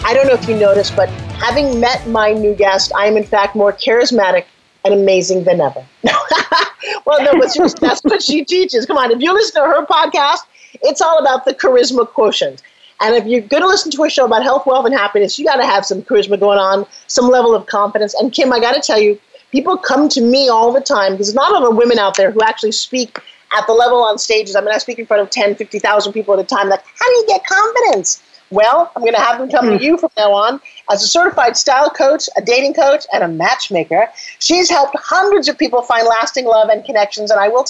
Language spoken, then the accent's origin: English; Long Island, New York, United States; See, I come from New York. I grew up on Long Island, and I could sound much like my mother and my sister.